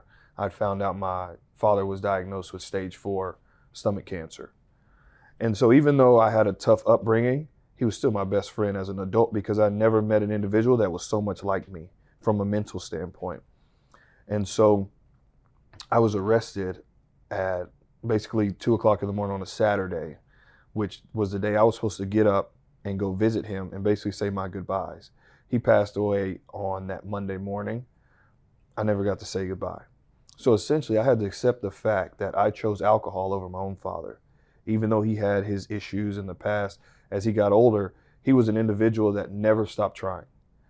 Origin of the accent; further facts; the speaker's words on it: Texas, United States; I'm from the Texas Panhandle. I did it every season.